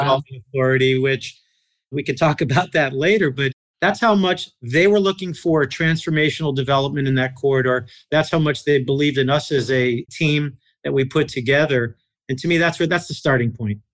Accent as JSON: {"language": "English", "region": "New York", "country": "United States", "also_born_or_lived": "Columbus, Ohio", "moved": "as an adult", "lives_now": "Atlanta, United States", "said": "I'm originally from New York"}